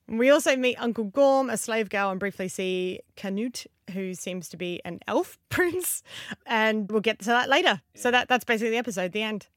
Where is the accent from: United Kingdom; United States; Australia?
Australia; accent: Australian